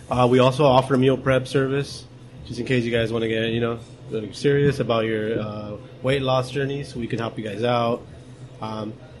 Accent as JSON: {"language": "English", "town": "Whittier", "region": "California", "country": "United States", "tie": "born or raised there", "said": "I'm born and raised in Whittier. I'm from Whittier. I've been here all my life"}